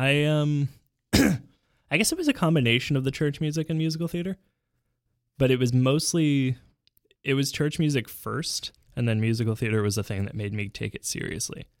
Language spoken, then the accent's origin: English; Vancouver, British Columbia, Canada; now in Montreal, Canada; when we moved to Vancouver from Montreal